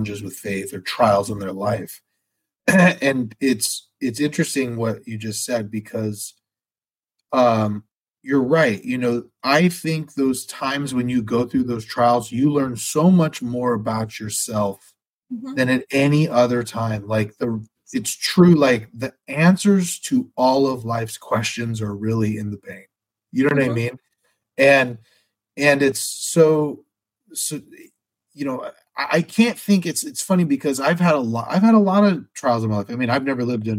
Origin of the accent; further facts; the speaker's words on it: United States; as an American